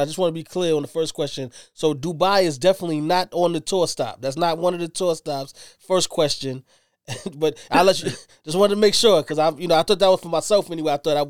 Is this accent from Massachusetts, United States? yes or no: no; New York City, New York, United States; I'm from Brooklyn, so I'm always going to represent the borough.